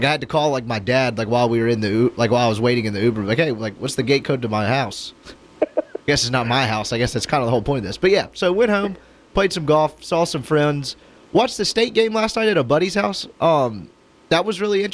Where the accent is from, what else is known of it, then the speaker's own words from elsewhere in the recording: Jackson, Mississippi, United States; moved away as an adult; now in Oxford, United States; I was driving back from Jackson. I went home this weekend